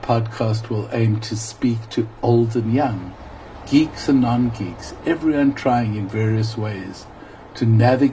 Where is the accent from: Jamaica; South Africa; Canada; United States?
South Africa; my evolution as a South African activist